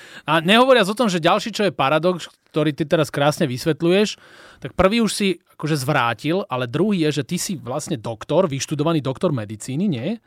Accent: Bratislava, Bratislava Region, Slovakia; my dvaja sme vyrástli na jednej ulici v Petržalke

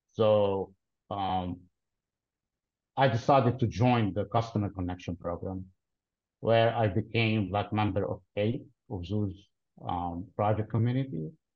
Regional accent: Lebanon; originally I'm from Lebanon, but I work for a company headquartered in Dallas, Texas

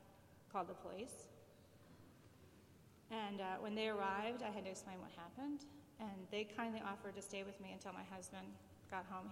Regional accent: Plymouth, Michigan, United States; moved away as an adult; also born or lived in Florida; I grew up in Plymouth, Michigan, which is a lovely little town in the suburbs of Detroit

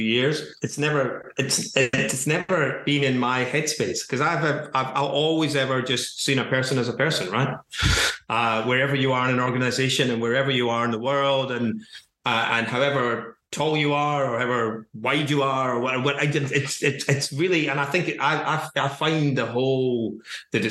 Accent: Glasgow, Scotland, United Kingdom; now in England; We're moving back to Glasgow in the new year

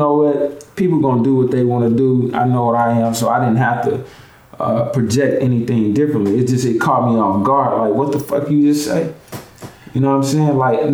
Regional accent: Bay Area, California, United States; I grew up on the West Coast, so, and definitely in the Bay Area

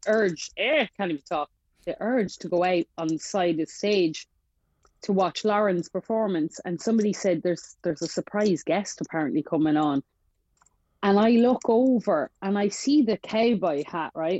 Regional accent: Ireland; I'm from Ireland

